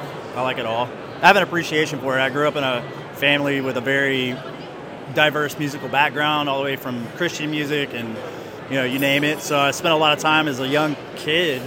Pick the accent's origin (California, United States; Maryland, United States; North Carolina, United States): North Carolina, United States; Ocean Isle Beach; moved away as an adult; I'm from Ocean Isle Beach, North Carolina